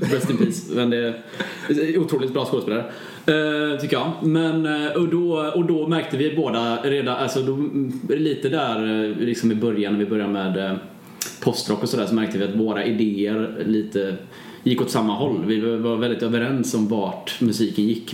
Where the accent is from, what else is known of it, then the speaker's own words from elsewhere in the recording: Bua, Halland County, Sweden; Bua där jag är ifrån. Det är ju eh, en liten ort utanför Varberg